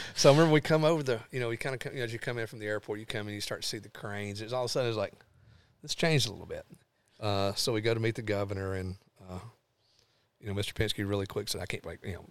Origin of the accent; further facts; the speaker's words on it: Lawrenceburg, Tennessee, United States; also born or lived in Clarksville, Tennessee; now in Nashville, United States; I grew up in Lawrenceburg, but n, I've sort of been Nashville's been home base for thirty years